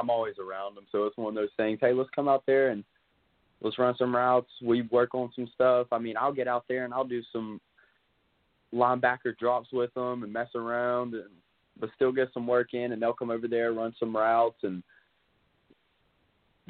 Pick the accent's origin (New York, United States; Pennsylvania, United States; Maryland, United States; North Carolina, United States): North Carolina, United States; now in South Carolina, United States; my hometown in North Carolina